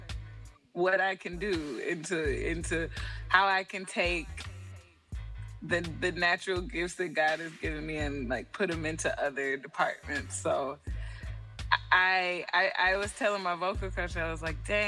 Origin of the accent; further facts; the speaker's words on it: Atlanta, Georgia, United States; also born or lived in New York / Ohio; I am from Atlanta. I'm from Atlanta, to be specific, a little outside of Atlanta